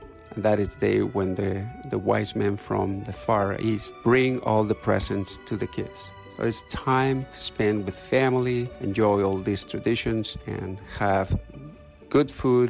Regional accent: Basque Country, Spain; born or raised there

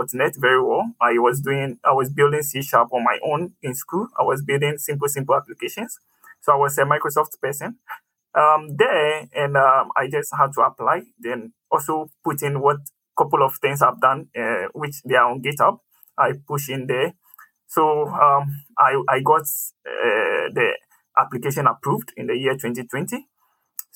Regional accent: Tema, Greater Accra, Ghana; I'm from Ghana. I was born actually in Tema. Tema is a city in Accra, Ghana.

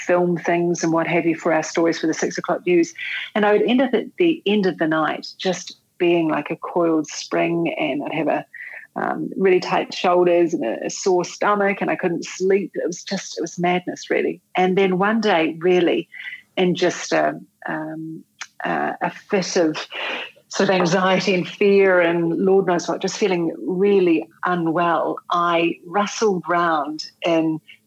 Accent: Canterbury, New Zealand; I was born and bred in Canterbury, and I went to a military camp school. I went to Burnham Military Camp

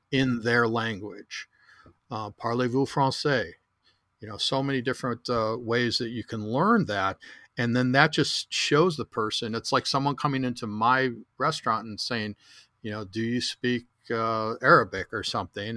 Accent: Chicago, Illinois, United States; moved away; also born or lived in Southern California; I grew up in the restaurant industry, the third generation restaurateur in Chicago

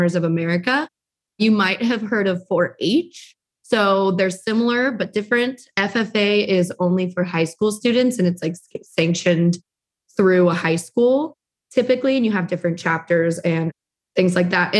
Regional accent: Visalia, California, United States; So originally I'm from the Central Valley, California, a little big town called Visalia.

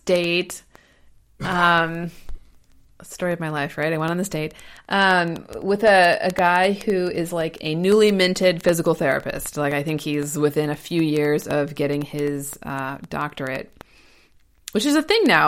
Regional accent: Ohio, United States; now in Portland, United States; I'm from Ohio and now I live in Oregon

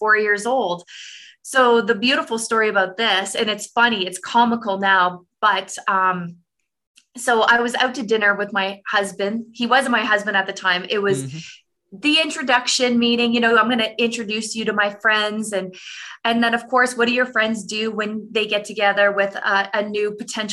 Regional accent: Canada; I'm a Canadian woman

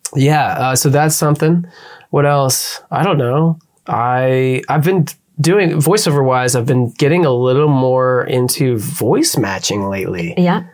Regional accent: Pennsylvania, United States; moved away; my hometown of Pennsylvania

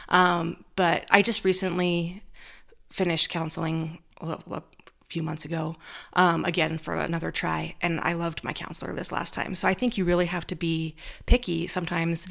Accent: Orem, Utah, United States; I grew up in Utah, in Orem, just Utah Valley.

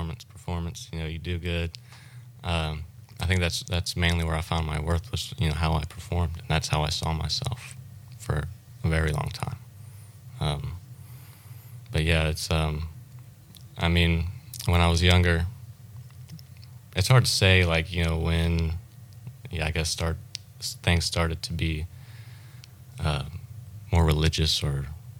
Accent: South Mississippi, United States; moved away as an adult; now in Florida, United States; I grew up in Mississippi, South Mississippi.

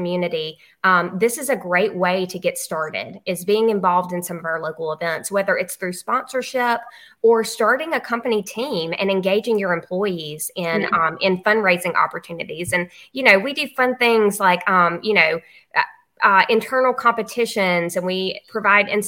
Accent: Luverne, Alabama, United States; I'm from Laverne, Alabama

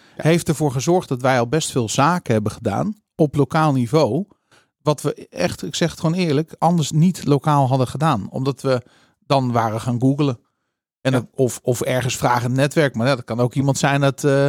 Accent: Netherlands; als Nederlanders

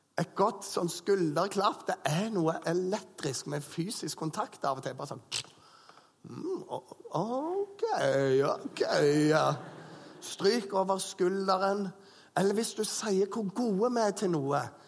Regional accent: Bryne, Rogaland, Norway; moved away; gjengen hjemme på Bryne

